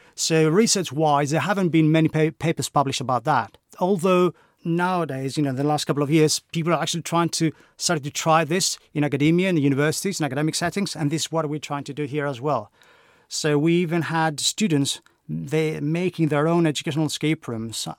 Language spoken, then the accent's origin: English; Greece; moved away as an adult; now in United Kingdom; as you can probably tell by my accent, I'm not from the U K, I'm Greek.